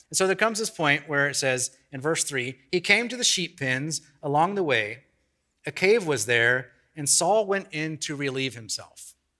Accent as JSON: {"language": "English", "region": "Kansas", "country": "United States", "tie": "born or raised there", "said": "He actually came to my hometown. I have no idea why he came to the middle of Kansas"}